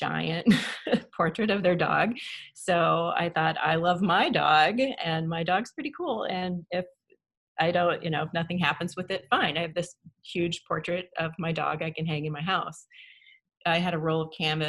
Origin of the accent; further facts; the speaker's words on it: Grinnell, Iowa, United States; I was born in Grinnell, Iowa.